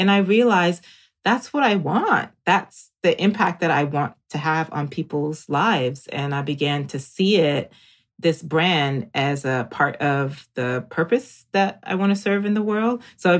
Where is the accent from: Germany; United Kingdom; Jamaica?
Jamaica; born there; I'm also an island girl. I was born in Jamaica.